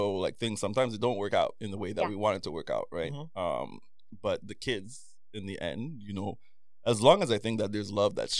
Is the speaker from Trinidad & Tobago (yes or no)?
yes; Trinidad & Tobago; moved away; a Chinese family I grew up with in Trinidad.